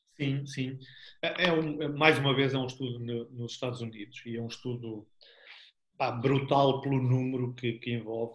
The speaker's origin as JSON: {"language": "Portuguese", "town": "Albergaria-a-Velha", "region": "Aveiro District", "country": "Portugal", "tie": "born or raised there", "also_born_or_lived": "Porto", "said": "viemos ambos para, para a Albergaria, de onde eu sou nasci cá"}